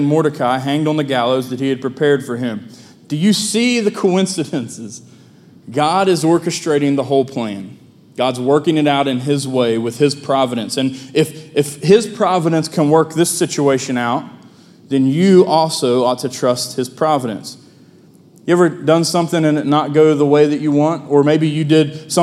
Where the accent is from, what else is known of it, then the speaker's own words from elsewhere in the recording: Hamlin, West Virginia, United States; moved away as an adult; now in Milton, United States; there is no more glorious Independence Day celebration than the parade in my hometown.